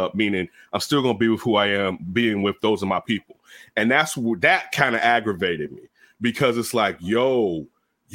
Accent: Inglewood, California, United States; also born or lived in Chicago; I grew up in Inglewood. I grew up on the east side in Inglewood and in the projects and in the hundreds.

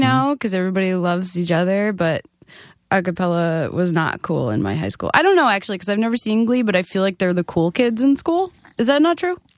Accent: Nassau County, Long Island, New York, United States; I was from Nassau County

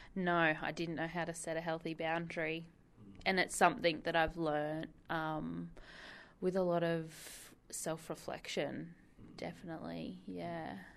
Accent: Whitebridge, New South Wales, Australia; We grew up in Whitebridge, so our local beach was Dudley

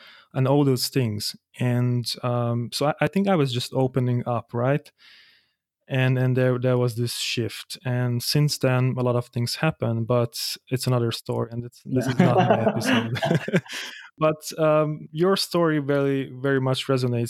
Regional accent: Hungary; moved away as an adult; also born or lived in Germany; now in Vienna, Austria; I'm from Hungary and I moved out to Germany 3 years ago

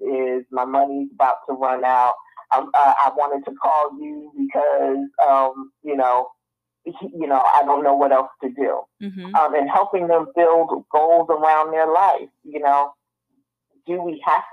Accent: North New Jersey, United States; accent: northern; moved away; also born or lived in Atlanta, Georgia; I come from North New Jersey, born and raised

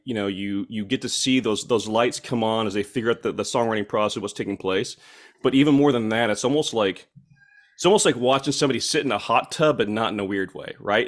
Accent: Fort Gibson, Oklahoma, United States; born and raised in Muskogee, Ok, uh, County, Oklahoma, a little town called Fort Gibson

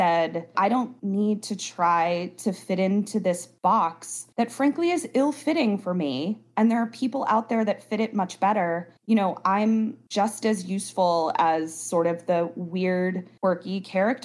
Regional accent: Baltimore, Maryland, United States; moved away as an adult; I grew up in Baltimore, obviously went to high school in Baltimore, and then I went to college in Baltimore as well

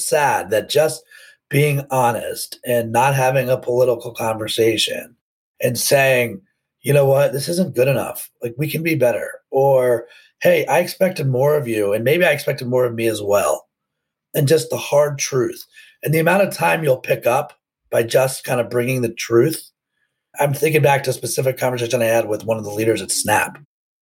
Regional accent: Potomac, Maryland, United States; I grew up outside of Washington, D.C. in Potomac, Maryland.

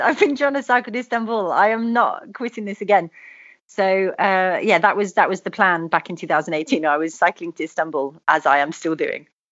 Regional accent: United Kingdom; moved away; also born or lived in Australia; the UK because obviously it was my my home country

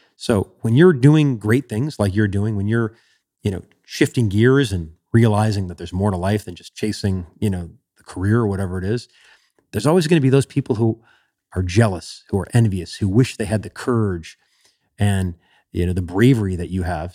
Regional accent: Chicago, Illinois, United States; growing up in Chicago

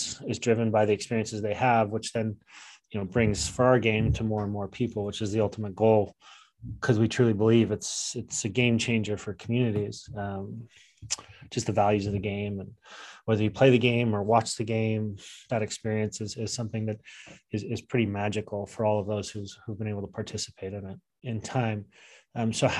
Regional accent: Salt Lake City, Utah, United States; Growing up in Salt Lake City, Utah in the 90s, I played for Highland

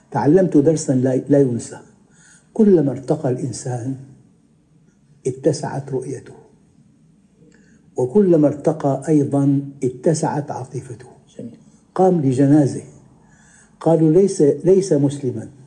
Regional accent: Damascus, Damascus Governorate, Syria; كنت مرة أنا في المغرب وعدت إلى بلدي دمشق سابقا

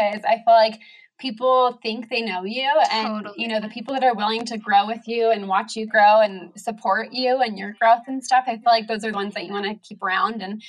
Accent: San Diego, California, United States; moved away as an adult; now in Oregon, United States; I grew up in San Diego and I lived there all through college.

